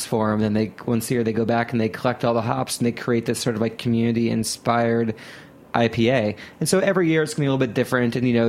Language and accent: English; Ohio, United States; I grew up in Ohio, and Sculpin's at every single bodega.